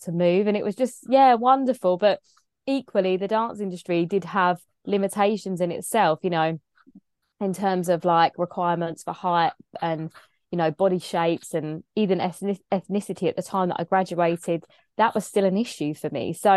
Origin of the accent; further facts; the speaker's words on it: Kent, South East England, United Kingdom; accent: English; growing up in Kent in England, very predominantly white area